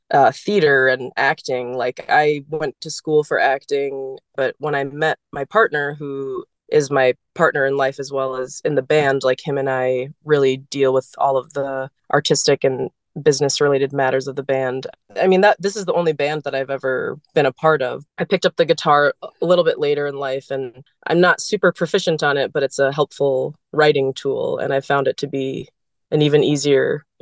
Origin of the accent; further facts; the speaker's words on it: St. Louis Park, Minnesota, United States; born there; also born or lived in San Antonio, Texas / Atlanta, Georgia / Boston, Massachusetts; I was born in Minnesota in St. Louis Park, but I moved pretty soon after to San Antonio, Texas. I lived there for 5 years, and then my family moved to Georgia, a suburb of Atlanta.